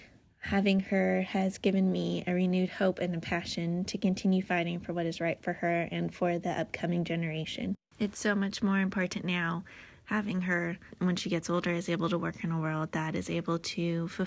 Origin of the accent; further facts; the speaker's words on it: Redondo Beach, California, United States; I'm from Redondo Beach, California, and I'm an ER nurse.